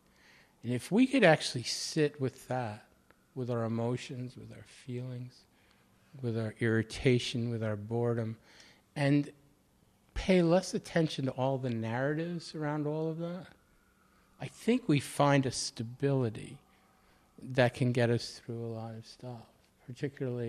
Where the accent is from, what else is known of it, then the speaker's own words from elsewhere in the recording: outside of Boston, Massachusetts, United States; moved away; also born or lived in Baltimore; I grew up outside of Boston